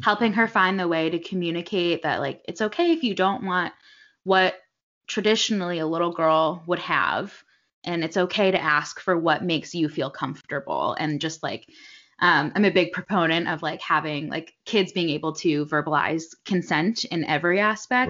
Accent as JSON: {"language": "English", "town": "Westport", "region": "Connecticut", "country": "United States", "tie": "born or raised there", "said": "I'm actually from Connecticut. I grew up in Westport, Connecticut"}